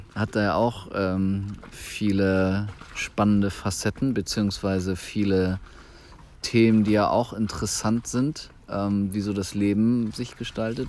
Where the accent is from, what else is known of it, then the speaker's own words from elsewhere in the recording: Germany; wir hier als Deutsche